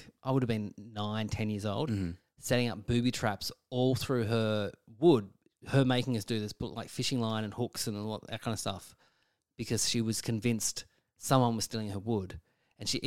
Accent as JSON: {"language": "English", "town": "Burnie", "region": "Tasmania", "country": "Australia", "tie": "born or raised there", "said": "I grew up in Burnie, Tasmania."}